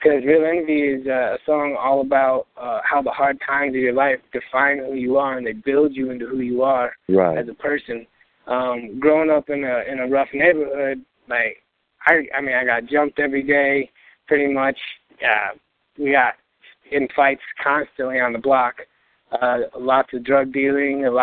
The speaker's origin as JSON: {"language": "English", "town": "Albuquerque", "region": "New Mexico", "country": "United States", "tie": "born or raised there", "said": "I was born in Albuquerque, New Mexico, over in the International District, or otherwise known as the War Zone."}